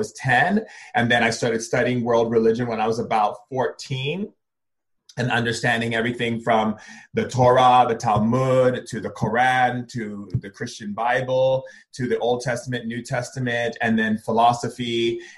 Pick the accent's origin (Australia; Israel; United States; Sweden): United States; Foster City, California; also born or lived in Elk Grove, California / Hawaii; I was born in Sacramento in Elk Grove. I grew up in a small town outside of San Francisco called Foster City and also grew up in Hawaii